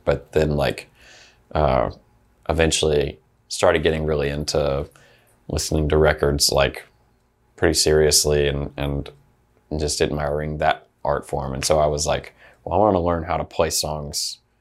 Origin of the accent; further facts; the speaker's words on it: Opelika, Alabama, United States; So I was born in Opelika, Alabama